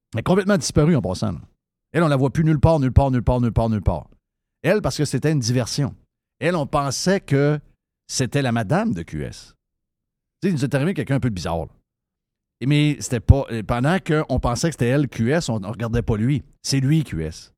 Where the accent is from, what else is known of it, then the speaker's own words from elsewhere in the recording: Quebec City, Quebec, Canada; je suis de Québec